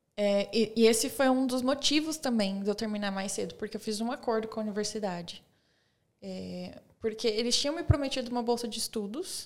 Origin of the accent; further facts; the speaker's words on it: Osasco, São Paulo, Brazil; moved away; also born or lived in Bulgaria / Texas, United States; Porque a cidade pequena, vim de São Paulo